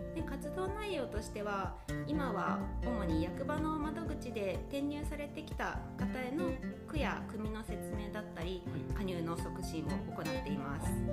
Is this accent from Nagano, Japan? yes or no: yes; Minowa, Nagano, Japan; 私は箕輪町出身